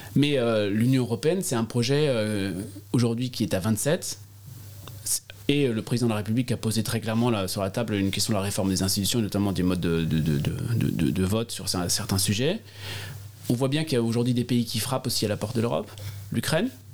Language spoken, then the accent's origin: French; Alsace, Grand Est, France; accent: Alsatian; mon accent alsacien